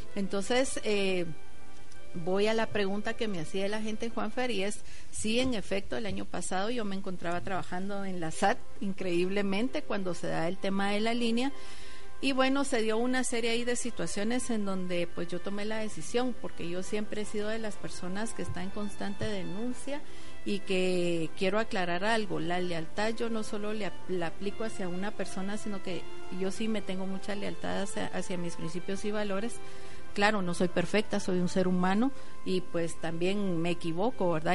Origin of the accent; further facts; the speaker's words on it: Guatemala; como guatemaltecos